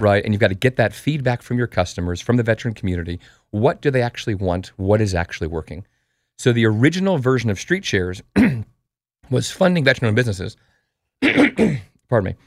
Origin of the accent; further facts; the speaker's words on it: Colorado, United States; moved away; also born or lived in New York; I'm from Colorado